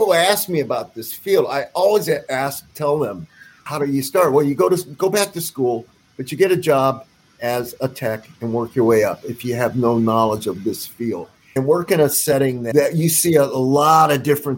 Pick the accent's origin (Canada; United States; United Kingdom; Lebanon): United States; the West; I'm from the West